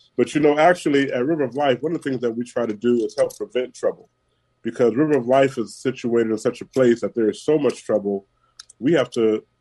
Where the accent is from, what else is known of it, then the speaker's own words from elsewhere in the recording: San Francisco, California, United States; Born and raised in San Francisco